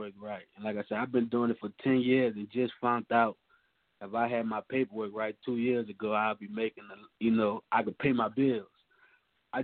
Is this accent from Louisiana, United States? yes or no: yes; New Orleans, Louisiana, United States; now in Oklahoma, United States; New Orleans born. I'm living in the Midwest right now